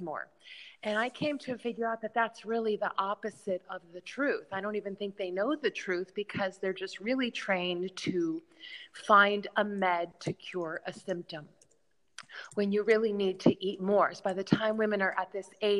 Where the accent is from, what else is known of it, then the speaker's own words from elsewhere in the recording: Chicago, Illinois, United States; now in New York City, United States; I'm from Chicago.